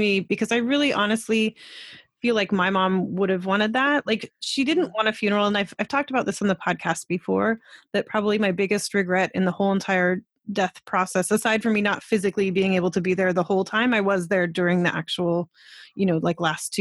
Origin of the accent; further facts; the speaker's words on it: Colorado, United States; now in Canada; we lived in the mountains of Colorado. I'm from Colorado